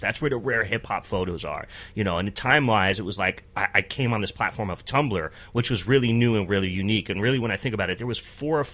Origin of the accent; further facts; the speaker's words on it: Ellenville, New York, United States; I grew up in the Hudson Valley, which is about 90 miles here, a small town called Ellenville